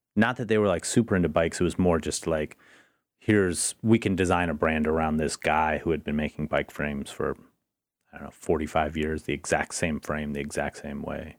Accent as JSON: {"language": "English", "town": "Portland", "region": "Oregon", "country": "United States", "said": "I'm from Portland"}